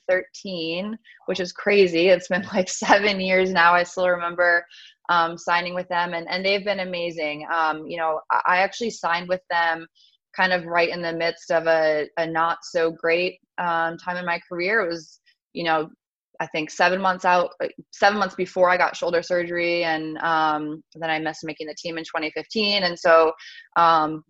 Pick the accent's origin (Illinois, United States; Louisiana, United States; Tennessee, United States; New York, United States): New York, United States; moved away; I grew up in New York, and so we had pizza every Friday night